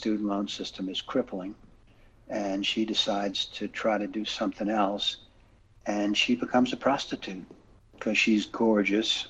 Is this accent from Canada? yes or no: no; Louisiana, United States; I grew up in Louisiana, and I lived in the Cajun country for a while when I went to graduate school